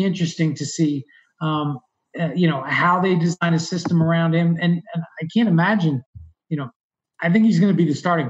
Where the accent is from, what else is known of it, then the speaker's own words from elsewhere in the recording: New Jersey, United States; a lot of the guys that I grew up with in Jersey